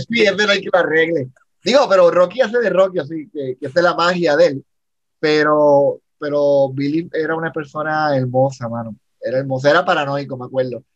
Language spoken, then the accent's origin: Spanish; Puerto Rico; soy un, puertorriqueño